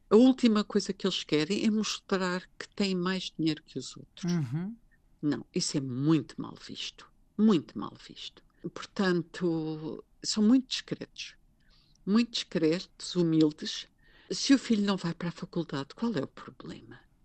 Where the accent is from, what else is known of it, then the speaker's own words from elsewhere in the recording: Lisbon, Portugal; moved away as an adult; now in Baden, Switzerland; eu sou de Lisboa